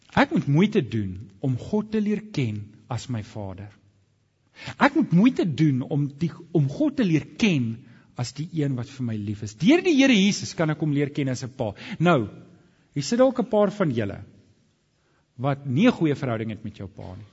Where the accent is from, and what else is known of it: South Africa